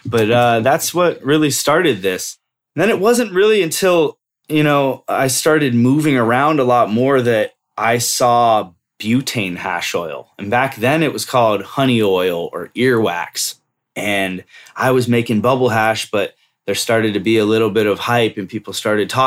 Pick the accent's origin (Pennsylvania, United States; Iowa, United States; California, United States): California, United States; Bay Area; moved away; also born or lived in Lake Tahoe / Colorado; I grew up here in the Bay Area. Grew up here for, half of my life, basically